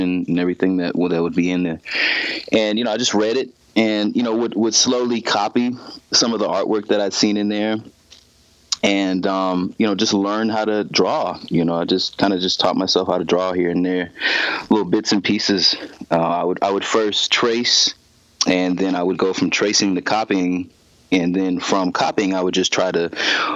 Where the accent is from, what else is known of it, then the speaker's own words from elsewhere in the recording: Houston, Texas, United States; I'm actually from the West End area. West End is right off of, it's right off of I-10 and Shepherd.